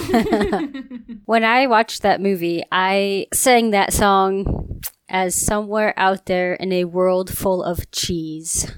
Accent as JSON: {"language": "English", "region": "Ohio", "country": "United States", "said": "I'm from Ohio"}